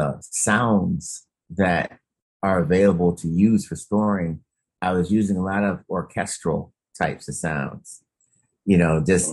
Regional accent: Detroit, Michigan, United States; growing up in Detroit

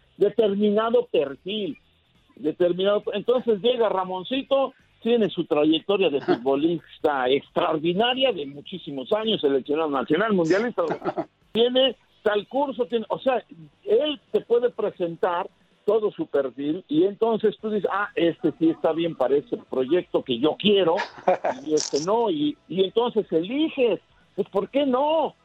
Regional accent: Mexico; como mexicano

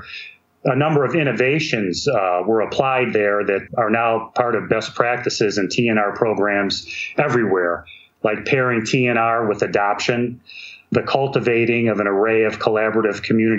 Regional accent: Ohio, United States; here in my home state of Ohio

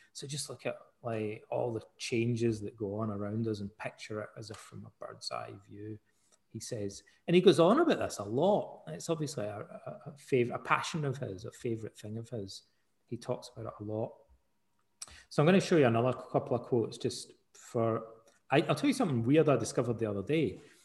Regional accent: Scotland, United Kingdom; also born or lived in Canada; I'm Scottish

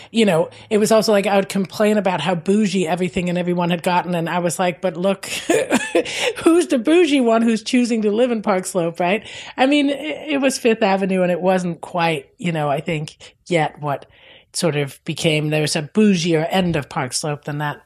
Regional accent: Denmark; English is a second language; moved away as an adult; now in United States; I'm from Denmark

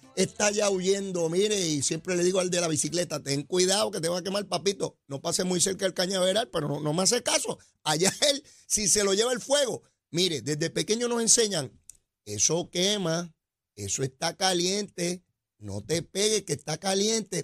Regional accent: Puerto Rico; somos boricuas

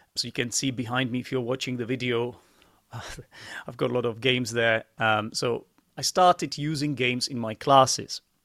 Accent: Czechia; English is a second language; also born or lived in United Kingdom; I'm from the Czech Republic, and I am an English teacher like yourself

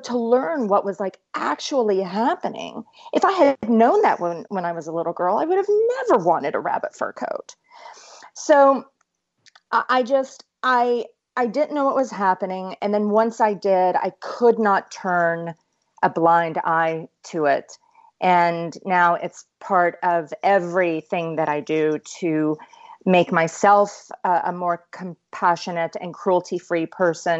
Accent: East Tennessee, United States; I grew up in East Tennessee, where we are known as the volunteer state

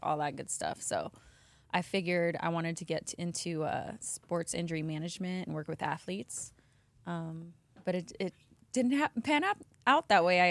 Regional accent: Las Vegas, Nevada, United States; moved away; born and raised in Vegas

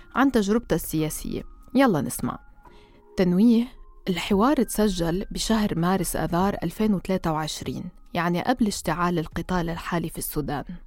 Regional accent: Lebanon; أنا مثلا كلبنانية

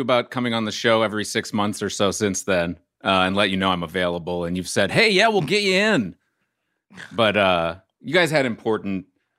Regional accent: New Orleans, Louisiana, United States; And, I'm from New Orleans.

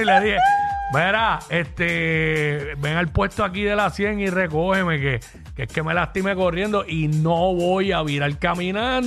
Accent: Cabo Rojo, Puerto Rico; yo estuve varios años corriendo en mi pueblo allá en Cabo Rojo

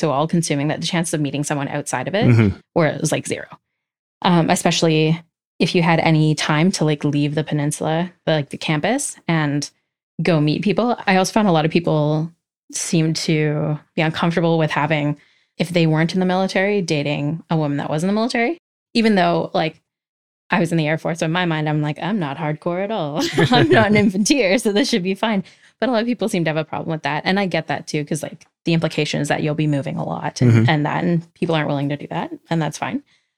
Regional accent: Alberta, Canada; Yeah, so I grew up in Alberta for the most part.

